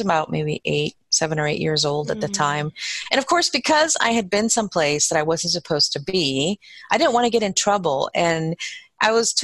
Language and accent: English; Guatemala City, Guatemala Department, Guatemala; now in Baltimore, United States; I was born in Guatemala, in Guatemala City, and that's where my parents are from. And I was born there. And my parents, I would say we had a really good life there.